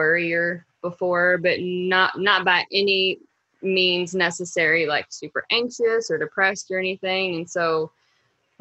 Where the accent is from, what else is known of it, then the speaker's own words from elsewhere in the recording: Louisville, Kentucky, United States; I'm from Louisville, Kentucky, and I am a mom of three girls